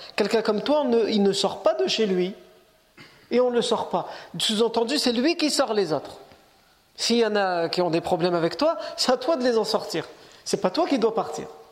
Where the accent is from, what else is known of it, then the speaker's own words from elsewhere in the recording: France; on est né ici, on est français, on est chez nous